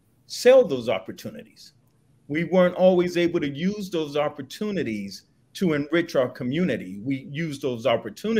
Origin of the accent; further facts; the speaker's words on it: Los Angeles, California, United States; also born or lived in Chicago, Illinois; I was born on the kitchen table in Chicago. I grew up in Los Angeles